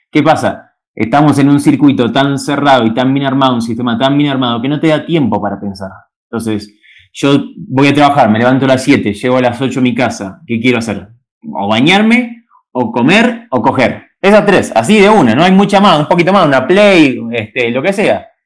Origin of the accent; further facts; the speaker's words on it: Caseros, Buenos Aires Province, Argentina; now in Peru; nací en Caseros, provincia de Buenos Aires, este lugar lindo